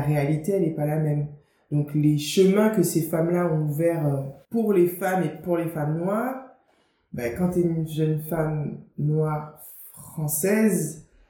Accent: Guadeloupe; accent: Guadeloupean; moved away as an adult; also born or lived in Marseille / La Rochelle / Bordeaux; quand j'ai eu 3 ans, mes parents ont déménagé, se sont installés en Guadeloupe. Du coup, j'ai grandi en Guadeloupe jusqu'à mes 18 ans.

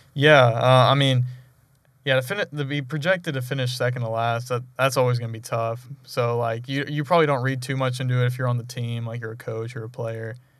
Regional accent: Arkansas, United States; I'm from Arkansas

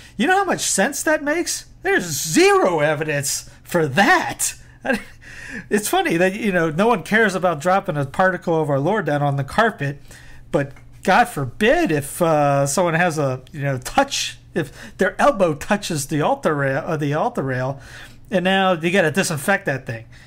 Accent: South Carolina, United States; now in North Carolina, United States; I'm in North Carolina. My home ta-, my home state of South Carolina

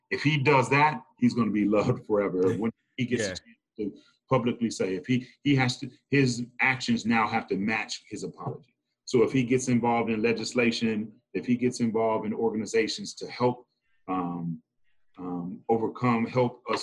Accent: Memphis, Tennessee, United States; moved away as an adult; also born or lived in Massachusetts; No, I grew up in Memphis. Memphis, okay, Memphis. Born and raised in Memphis, Tennessee

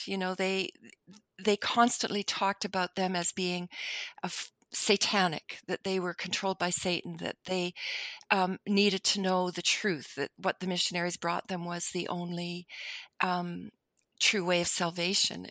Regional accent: Winnipeg, Manitoba, Canada; I'm Canadian. I've lived in Canada all my life. I live, y, y, you know, if you put a pin in the geographical center of North America, that's pretty much my city of Winnipeg.

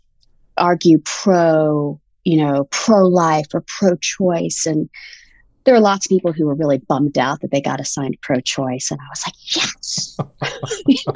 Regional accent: Columbia, South Carolina, United States; moved away as an adult; now in New York, United States; I grew up in Columbia and my parents grew up there

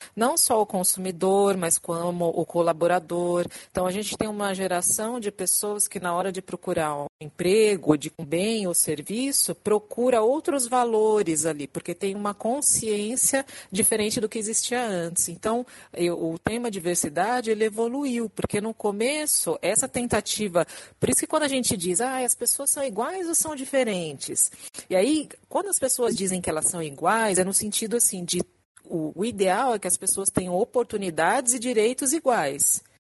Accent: São Paulo, Brazil; moved away as an adult; now in Rio de Janeiro, Brazil; eu sou de São Paulo, estou morando no Rio, vai fazer menos um ano

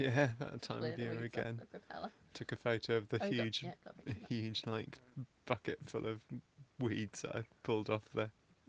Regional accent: Denham, South East England, United Kingdom; I'm from Denham, which is a nice spot, and went to Harefield and met Tom.

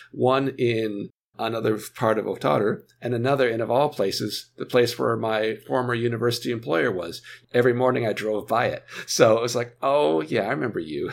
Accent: United States; now in Japan; I'm an American-born Japanese

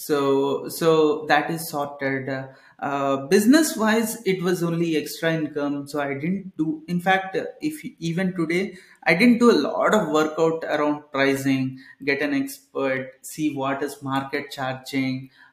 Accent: Kodad, Telangana, India; moved away as an adult; also born or lived in Bangalore; Back then, I used to stay at Kodada, uh, uh my hometown itself.

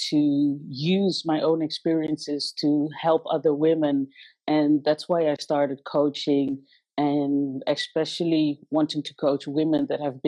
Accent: Netherlands; also born or lived in Zimbabwe; I was born in Zimbabwe 39 years ago. And my mother met a Dutch man, her husband, her ex-husband, and he brought us to the Netherlands. And from there on, I went to school here in the Netherlands.

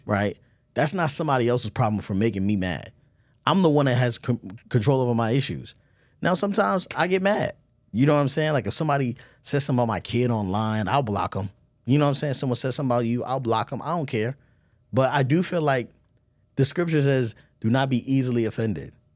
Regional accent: Baltimore, Maryland, United States; I'm from Baltimore

